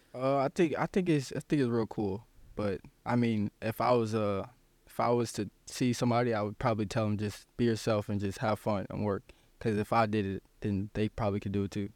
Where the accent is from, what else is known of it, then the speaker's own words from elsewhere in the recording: South Bend, Indiana, United States; in my hometown